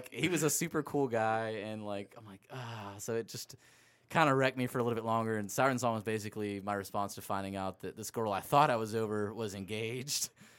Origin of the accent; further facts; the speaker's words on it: Anaheim, California, United States; moved away; also born or lived in Myrtle Beach; I came from Myrtle Beach, and everybody calls Myrtle Beach Dirty Myrtle. And then I come to I'm from Anaheim, born in there